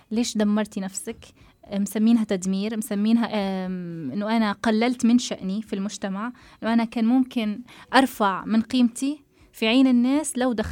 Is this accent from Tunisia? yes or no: yes; Tunisia; أنا شو العادات والتقاليد اللي عندنا في تونس لازم أمشي عليها لا بالعكس أنا واصلة العمر يعني 24 المفروض أكون عارفة عادات وتقاليد تونس كلها